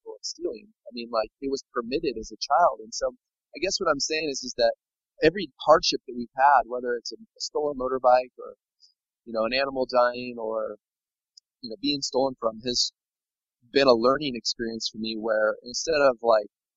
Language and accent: English; United States; moved away as an adult; now in Laos; growing up in America. I can always go back to America